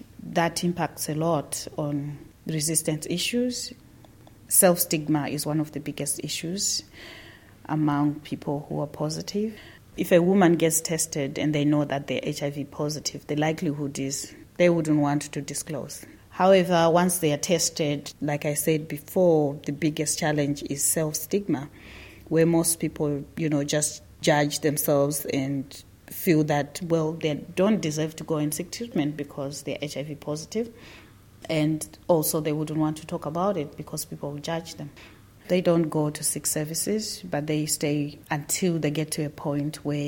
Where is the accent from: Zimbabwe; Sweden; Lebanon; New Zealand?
Zimbabwe; I'm from Zimbabwe